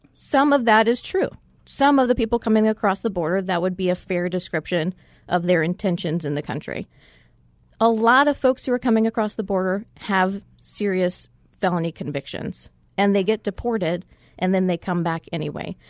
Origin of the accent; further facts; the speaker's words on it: Arizona, United States; also born or lived in New Mexico / Texas; I was born in New Mexico, but my family moved to Arizona when I was seven